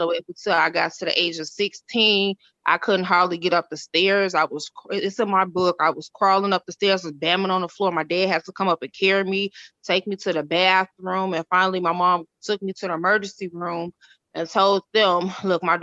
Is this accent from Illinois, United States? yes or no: yes; Chicago, Illinois, United States; also born or lived in Decatur, Illinois; I'm from Illinois. It's called Decatur. I moved to Chicago when I was 5